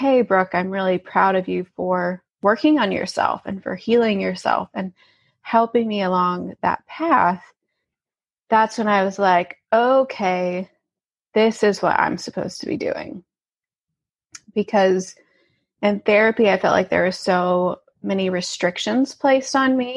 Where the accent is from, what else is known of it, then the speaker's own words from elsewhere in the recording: Alabama, United States; moved away as an adult; also born or lived in St. Louis; I grew up in Alabama, so I grew up in a very southern town